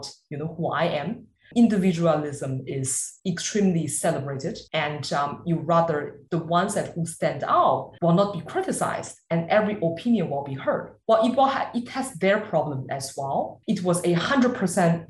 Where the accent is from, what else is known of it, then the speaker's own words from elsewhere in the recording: Beijing, China; moved away; also born or lived in Germany; I'm really from Beijing, China. It cannot be more mainland